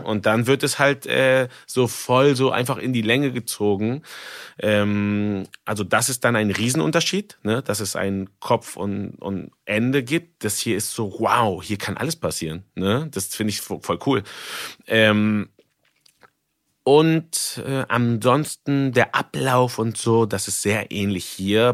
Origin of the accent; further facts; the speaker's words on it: Mexico; now in Germany; ich komme aus Mexiko